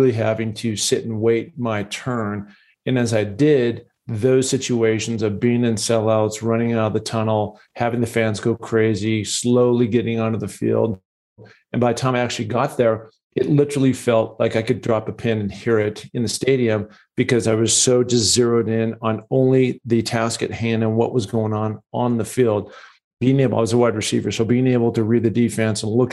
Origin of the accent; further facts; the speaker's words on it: Seattle, Washington, United States; I grew up in Seattle, Washington, a lot of mountains up there